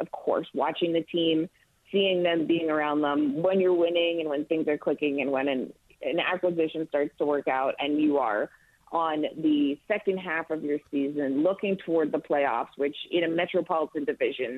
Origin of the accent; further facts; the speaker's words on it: Toronto, Ontario, Canada; I'm from Toronto